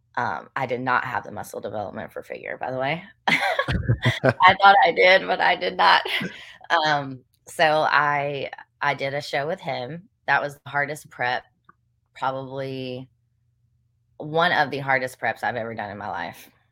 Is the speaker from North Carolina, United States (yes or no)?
yes; Western North Carolina, United States; also born or lived in Chapel Hill, North Carolina; now in Greenville, United States; I grew up in Western North Carolina